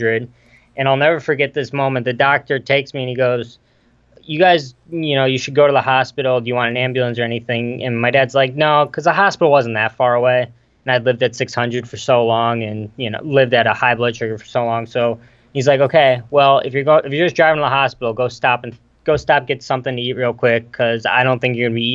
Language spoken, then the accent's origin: English; Geneva, Illinois, United States; I'm from Geneva, Illinois. It's about an hour west of Chicago.